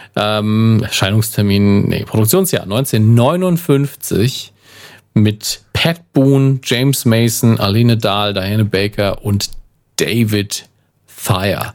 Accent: Germany; Da bin ich auch ein Deutscher

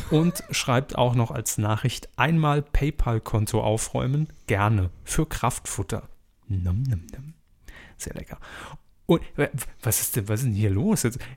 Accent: Baden-Württemberg, Germany; obwohl sie sich recht suffisant über meine Heimat Baden-Württemberg geäußert haben.

